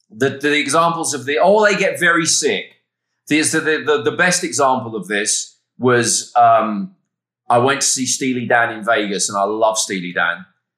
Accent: England, United Kingdom; I was aware of him from when I was a little kid growing up in England.

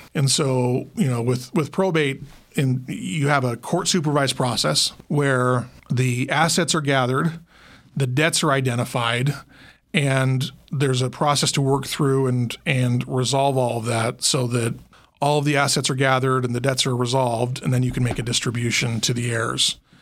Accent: Logan, Utah, United States; now in Las Vegas, United States; I grew up in Logan, Utah. That's north of Salt Lake.

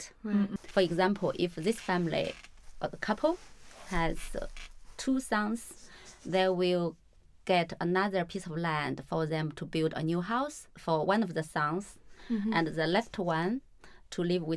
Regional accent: China; moved away; I grew up in a very small town. Every time I went back to my hometown, I noticed a lot of change

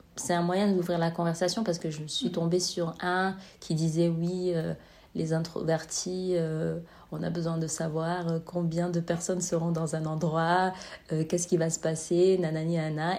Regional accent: Marseille, Provence-Alpes-Côte d'Azur, France; now in Amsterdam, Netherlands; je suis originaire de Marseille

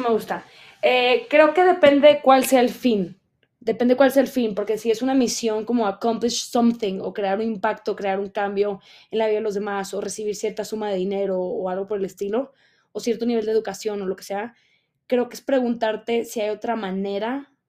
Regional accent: Mexico; moved away; estoy grabando desde la Ciudad de México. Es correcto, estoy de regreso en mi país

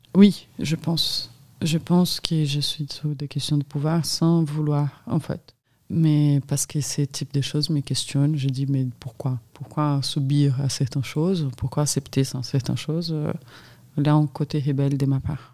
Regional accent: São Paulo, Brazil; French is a second language; moved away as an adult; also born or lived in Minas Gerais; now in France; j'ai grandi dans cette ville en adolescence, mais j'ai passé toute ma vie à São Paulo

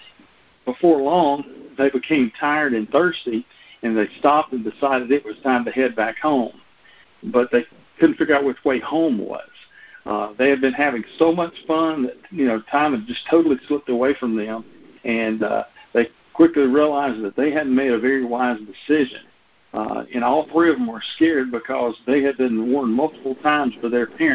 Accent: North Louisiana, United States; where I grew up in North Louisiana

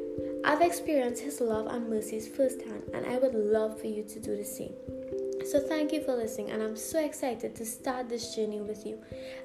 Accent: Trinidad & Tobago; I'm 22 years old and I'm from Trinidad. That is a small island in the Caribbean. I am a Christian.

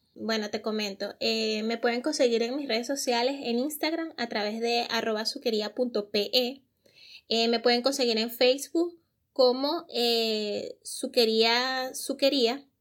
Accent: Venezuela; also born or lived in Germany; now in Peru; nosotros como venezolanos

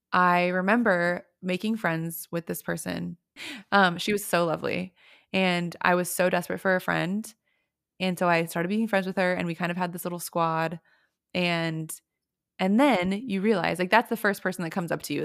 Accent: Houston, Texas, United States; now in Austin, United States; I grew up in Houston

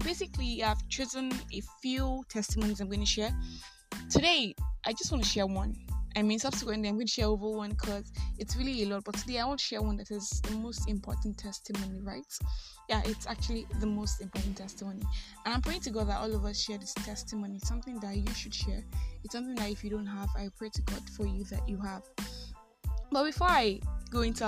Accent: Nigeria; I am that Nigerian Christian Talkaholic

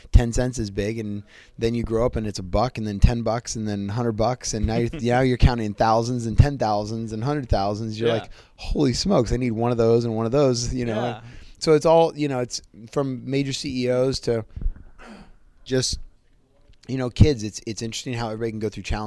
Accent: Cupertino, California, United States; I grew up in Cupertino, California, which is the home of Apple computers

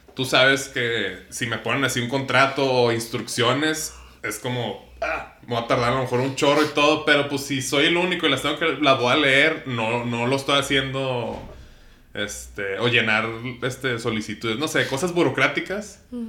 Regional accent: Ciudad Juárez, Chihuahua, Mexico; yo soy de Ciudad Juárez

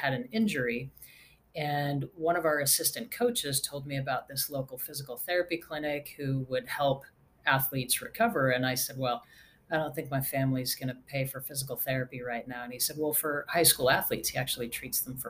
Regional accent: Redwood City, California, United States; moved away as an adult; also born or lived in Salt Lake City, Utah; now in Nashville, United States; I actually grew up in California in the San Francisco Bay Area, a little bit south of San Francisco in a town called Redwood City.

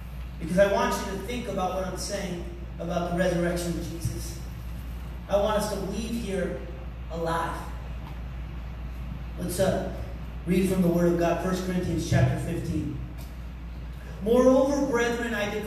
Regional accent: United States; I'm an American

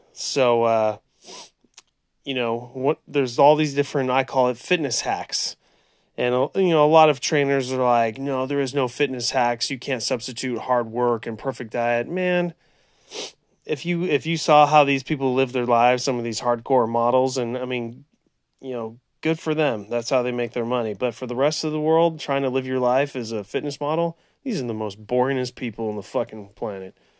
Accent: Central California, United States; also born or lived in Orange County, California; born and raised in Central California

